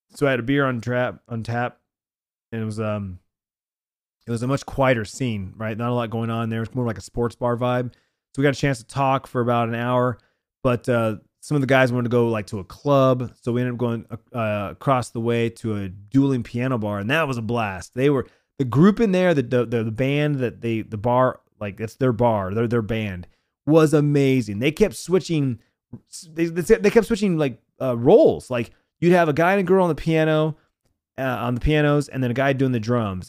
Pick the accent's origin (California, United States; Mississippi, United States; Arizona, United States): Arizona, United States; born or raised there